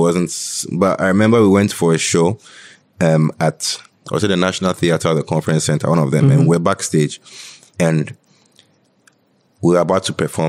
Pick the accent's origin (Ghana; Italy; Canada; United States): Ghana; Greater Accra; We're from Tema, Adenta